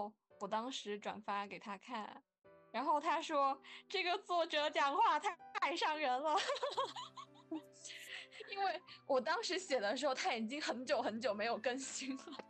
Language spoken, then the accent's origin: Chinese; Guangdong, China; accent: Teochew; first language Teochew; Chinese is a second language; now in Guangzhou, China; 因为我讲的是潮汕话嘛。然后，其实，在广州就我生活的这些年，